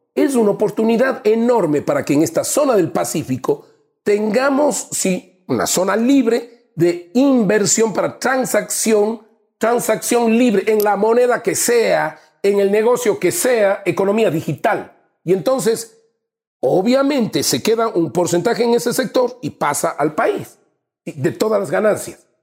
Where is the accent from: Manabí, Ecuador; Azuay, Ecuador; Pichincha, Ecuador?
Azuay, Ecuador; mi tierra, te digo Azuay